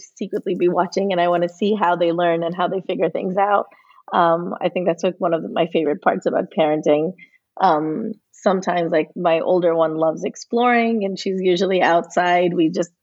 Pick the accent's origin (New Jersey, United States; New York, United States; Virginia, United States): New Jersey, United States; we grew up in New Jersey